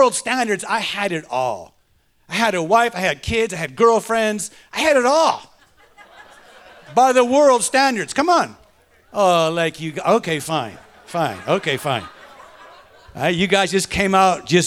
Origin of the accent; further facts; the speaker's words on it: Detroit, Michigan, United States; I was raised in Detroit